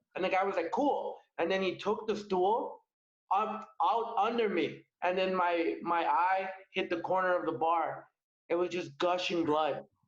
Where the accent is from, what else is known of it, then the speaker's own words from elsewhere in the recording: Alberta, Canada; moved away; I'm originally from Alberta